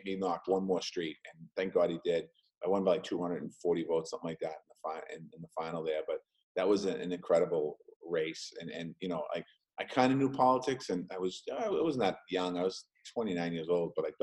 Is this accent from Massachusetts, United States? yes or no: yes; Boston, Massachusetts, United States; I grew up in Dorchester, lifelong Dorchester resident